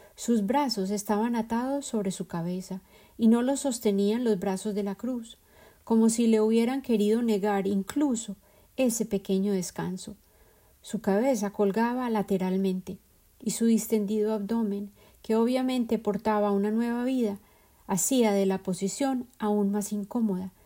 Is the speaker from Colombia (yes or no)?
yes; Colombia; moved away; El ajiaco es el plato típico de la capital de mi país de origen, Colombia